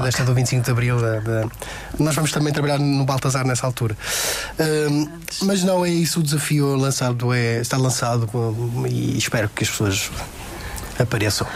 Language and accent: Portuguese; Madeira, Portugal; eu sou da Madeira